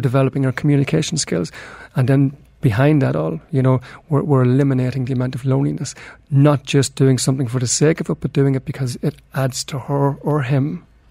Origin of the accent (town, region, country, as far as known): Ireland; now in Dubai, United Arab Emirates